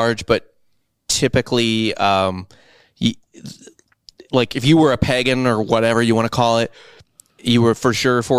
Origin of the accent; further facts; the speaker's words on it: St. Louis, Missouri, United States; So St. Louis, where I'm from, is named after St. Louis the 12th or 10th or something like that.